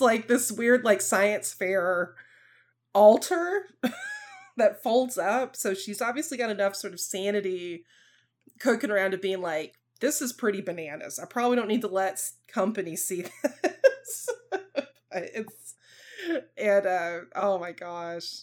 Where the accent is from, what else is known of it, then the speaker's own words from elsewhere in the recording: the South, United States; accent: Southern; a Southern accent, like, I have a little bit of one